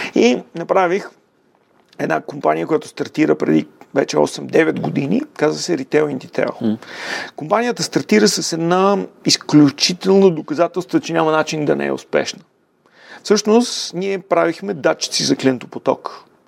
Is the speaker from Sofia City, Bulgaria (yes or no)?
yes; Sofia, Sofia City, Bulgaria; роден съм в София, в а, а, крайния квартал